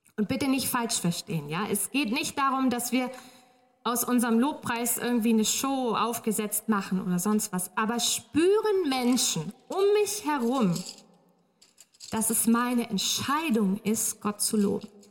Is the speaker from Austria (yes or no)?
no; Northern Germany, Germany; moved away; ich komme aus Norddeutschland